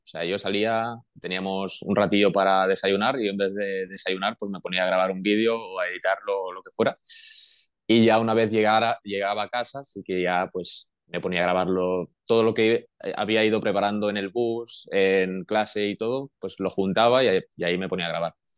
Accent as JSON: {"language": "Spanish", "town": "Manresa", "region": "Catalonia", "country": "Spain", "moved": "as an adult", "lives_now": "Portugal", "said": "soy de Manresa, que en Manresa hay mucha afición eh, de baloncesto"}